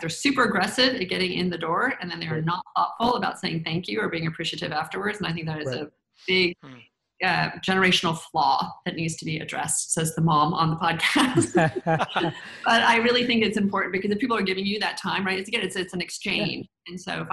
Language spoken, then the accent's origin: English; the South, United States; I grew up in the South, in the 80s is when I graduated from college.